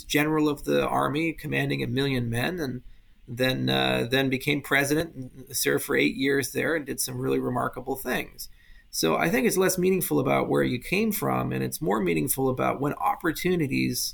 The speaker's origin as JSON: {"language": "English", "region": "Hawaii", "country": "United States", "tie": "born or raised there", "said": "I grew up in Hawaii, and I lived in this little town on the east side of Maui"}